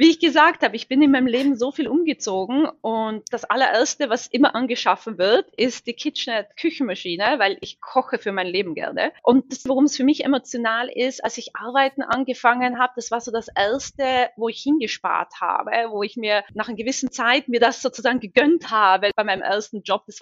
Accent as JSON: {"language": "German", "town": "Seefeld", "region": "Tyrol", "country": "Austria", "tie": "born or raised there", "said": "ich bin ursprünglich aus Tirol, aus Seefeld, und am Ende des Tages, wenn ich den Zirlerberg oder den Möserer den Telferberg hochfahre, geht mein Herz immer noch auf."}